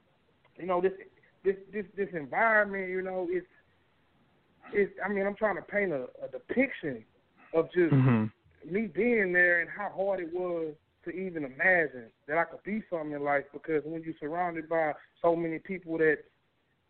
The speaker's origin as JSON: {"language": "English", "town": "Beaumont", "region": "Texas", "country": "United States", "tie": "born or raised there", "said": "growing up in Northridge Manor, you know, it was hard"}